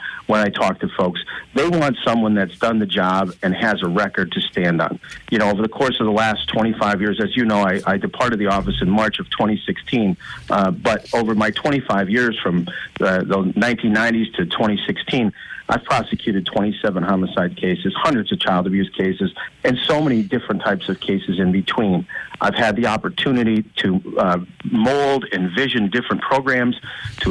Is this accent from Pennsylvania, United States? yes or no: yes; Old Forge, Pennsylvania, United States; We both hail from Old Forge, just a few blocks away from each other